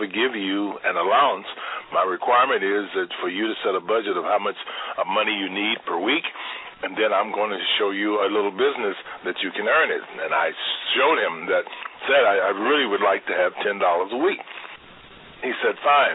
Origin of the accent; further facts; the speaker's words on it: Louisville, Kentucky, United States; now in Chicago, United States; I'm from Louisville, Kentucky. I grew up, as my neighbors would say, dirt poor.